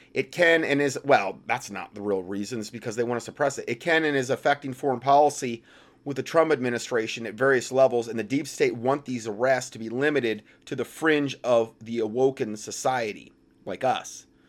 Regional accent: Hickory, North Carolina, United States; Which is basically my hometown

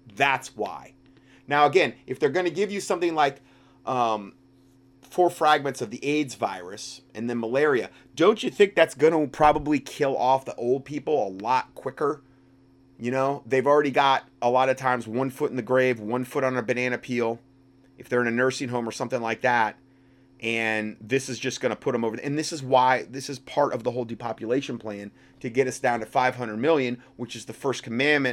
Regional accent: Fort Myers, Florida, United States; moved away; That's my hometown, originally

